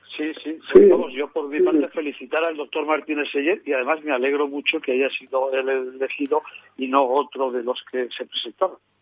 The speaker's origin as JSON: {"language": "Spanish", "region": "La Rioja", "country": "Spain"}